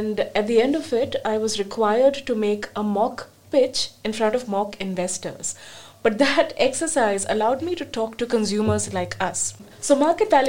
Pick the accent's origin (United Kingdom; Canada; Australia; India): India; moved away; I come from India